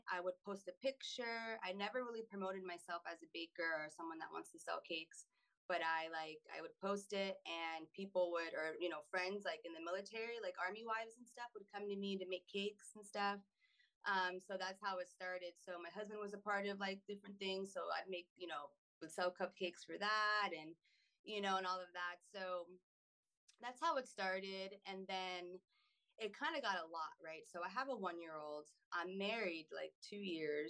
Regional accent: Pennsylvania, United States; also born or lived in North Carolina / Germany; now in Florida, United States; I grew up in Pennsylvania

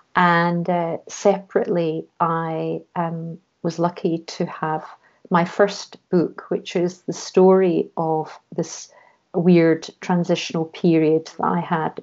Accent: Scotland, United Kingdom; moved away as an adult; also born or lived in London; I was brought up in Scotland

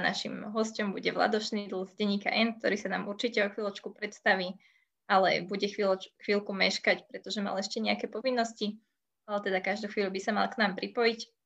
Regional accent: Bratislava, Bratislava Region, Slovakia; my sme pôvodom z Trnávky

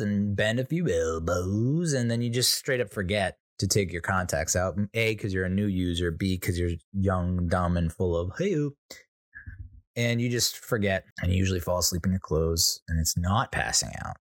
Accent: United States; I'm an Irish, Italian, American

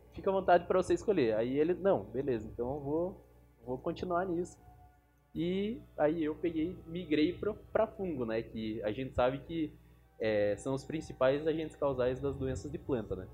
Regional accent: Curitiba, Paraná, Brazil; also born or lived in Blumenau, Santa Catarina; eu nasci em Blumenau e com 3 anos de idade eu já vim para Curitiba. Então eu me considero um curitibano

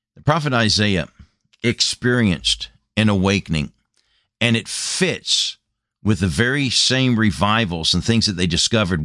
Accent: United States; moved away as an adult; Came back to my homeland after being a missionary for number of years and burdened for my home country, my home nation

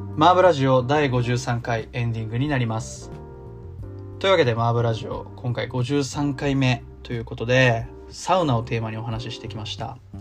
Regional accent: Tokyo, Japan; moved away as an adult; now in Osaka, Japan; 大阪は一回も住んだことなくて、東京でずっと生まれ育って、まあ、大阪に来て

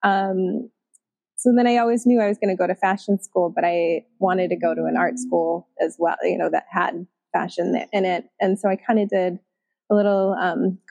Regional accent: Chicago, Illinois, United States; moved away as an adult; also born or lived in Munster, Indiana / Texas; now in Topanga, United States; I was born in Munster, Indiana. It's a suburb outside of Chicago, and I was raised all around Chicago

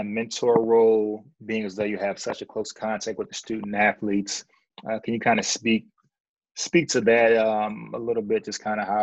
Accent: Philadelphia, Pennsylvania, United States; moved away; also born or lived in Michigan; I'm from Philadelphia

